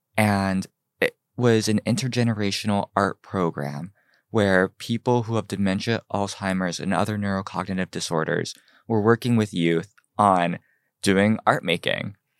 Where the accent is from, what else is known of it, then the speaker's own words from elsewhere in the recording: Cincinnati, Ohio, United States; also born or lived in Seoul, South Korea; now in Los Angeles, United States; So I was born in Seoul, South Korea. I was adopted, uh, when I was three months old, grew up in Cincinnati, Ohio